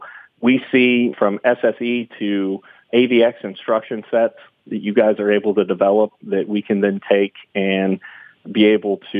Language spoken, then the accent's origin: English; Austin, Texas, United States; I'm from Austin, Texas